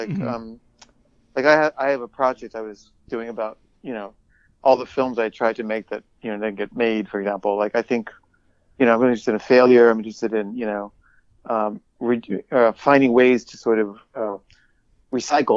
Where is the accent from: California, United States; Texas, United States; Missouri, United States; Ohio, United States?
California, United States; Los Angeles; I grew up in Granada Hills.